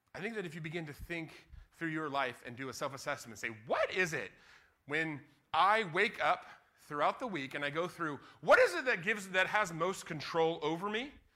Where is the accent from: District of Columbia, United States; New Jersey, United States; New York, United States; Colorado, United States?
Colorado, United States; Denver; moved away as an adult; now in Seattle, United States; I was from Denver